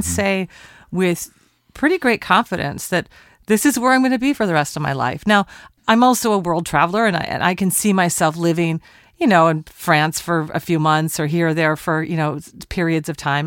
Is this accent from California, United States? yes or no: no; Portland, Oregon, United States; Portland, Oregon, my hometown.